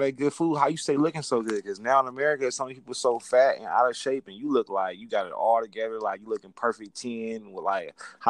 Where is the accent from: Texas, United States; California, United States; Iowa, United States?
California, United States; I'm from California.